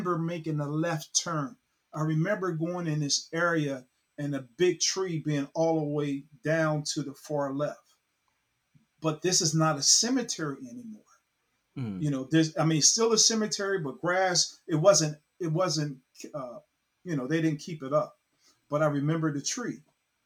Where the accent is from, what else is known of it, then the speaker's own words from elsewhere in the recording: Cincinnati, Ohio, United States; moved away; I'm originally from Cincinnati, Ohio